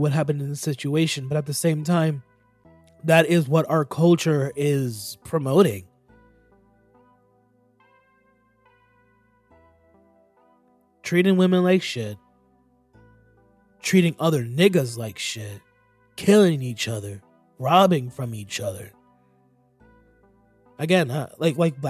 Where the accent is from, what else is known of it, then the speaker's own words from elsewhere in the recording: Florida, United States; I'm a Florida nigga